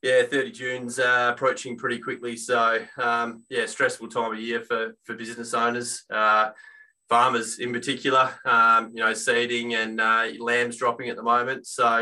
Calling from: Perth, Western Australia, Australia; In the Perth office here, Jack.

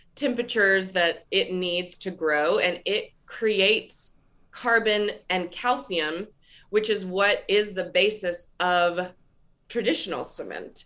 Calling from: Raleigh, North Carolina, United States; I'm calling in from Raleigh, North Carolina

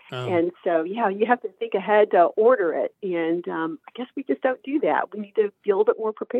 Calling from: Las Cruces, New Mexico, United States; I'm calling from Las Cruces, New Mexico.

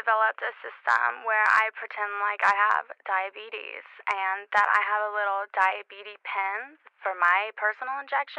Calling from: Los Angeles, California, United States; I'm calling from Los Angeles.

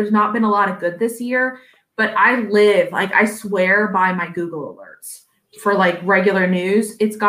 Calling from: Virginia, United States; You release it an hour after, and I'm speaking from Virginia.

